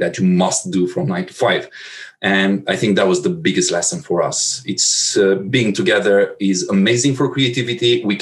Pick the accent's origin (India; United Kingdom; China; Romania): Romania; Transylvania; moved away as an adult; also born or lived in Bucharest / Warsaw / Moscow / Berlin; I'm not originally from Bucharest. I'm from Transylvania, and there was no major agency in the whole region.